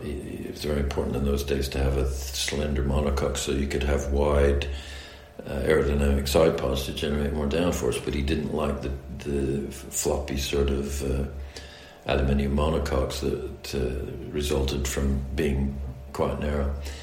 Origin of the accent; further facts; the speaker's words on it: United States; accent: American; the American accent in Formula One. And I suppose my accent now is, you might call it mid-Atlantic, so part English, part American.